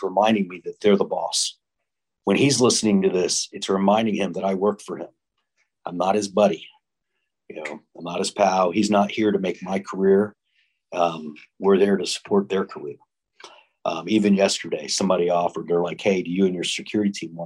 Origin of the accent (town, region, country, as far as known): Florida, United States; born or raised there